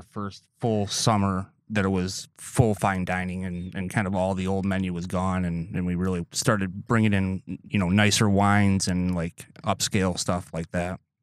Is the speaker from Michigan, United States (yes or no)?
yes; Lansing, Michigan, United States; moved away as an adult; now in Door County, United States; I grew up outside of West Lansing